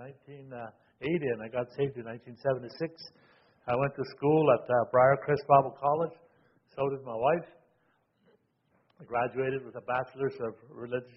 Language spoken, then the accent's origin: English; Moose Factory, Ontario, Canada; also born or lived in Waskaganish, Quebec; now in Ottawa, Canada; I am a Cree Indian from Moose Factory, Ontario, but I was born in Waskagmish, Quebec